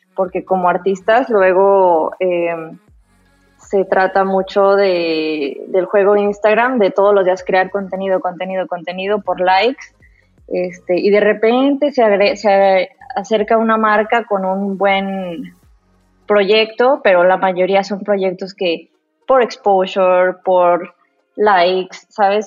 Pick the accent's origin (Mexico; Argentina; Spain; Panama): Mexico